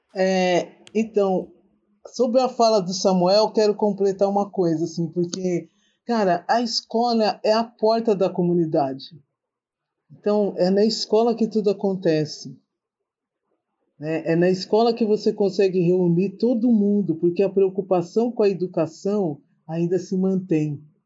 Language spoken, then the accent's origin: Portuguese; São Paulo, Brazil; moved away as an adult; now in Espírito Santo, Brazil; eu estou morando no Espírito Santo, no meio do mato, né? mas sou da zona norte de São Paulo, da Brasilândia